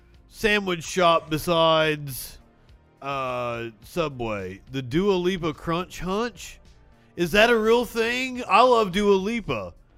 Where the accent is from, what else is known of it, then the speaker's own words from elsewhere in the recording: Appalachia, United States; I'm from Appalachia.